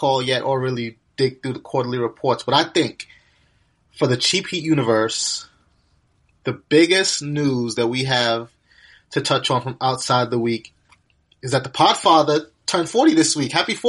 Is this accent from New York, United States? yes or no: yes; New York, United States; being a New Yorker